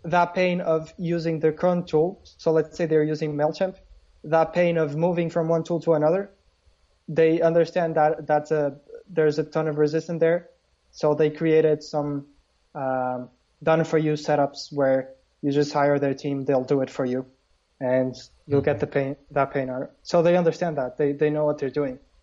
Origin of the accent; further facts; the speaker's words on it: Porto, Norte, Portugal; i'm basically from porto portugal